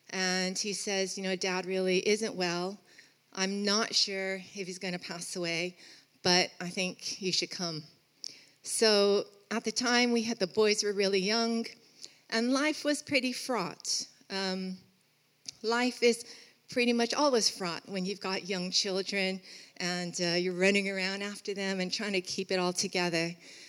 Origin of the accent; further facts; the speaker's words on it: Los Angeles, California, United States; moved away as an adult; also born or lived in Birmingham; Some of you will know that I'm from Los Angeles. I was born and raised in LA, came to study here for a year, met Rupert in Birmingham, went back to Los Angeles.